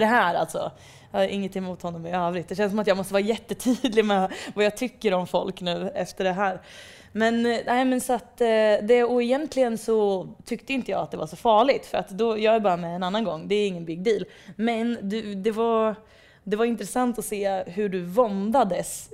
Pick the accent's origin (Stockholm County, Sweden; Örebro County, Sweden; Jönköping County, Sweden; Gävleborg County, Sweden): Örebro County, Sweden; Degerfors; jag växte upp i Degerfors.